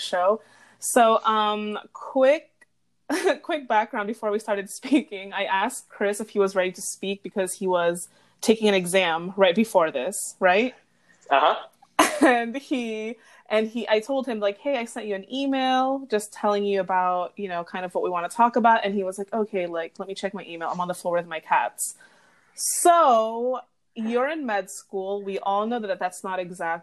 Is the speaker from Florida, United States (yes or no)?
yes; Royal Palm Beach, Florida, United States; we both grew up in Royal Palm Beach